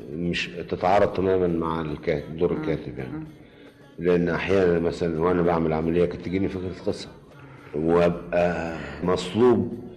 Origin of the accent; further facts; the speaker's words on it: Egypt; also born or lived in Sharqia Governorate, Egypt / Cairo, Egypt; ولدت في القرية فعلا قريتنا في محافظة الشرقية آه إنما كل السنوات اللي قضيتها في القرية لغاية سن 8 سنين بس بس ومن 8 سنين لغاية الآن أنا في مدن مصر مختلفة وفي القاهرة بالذات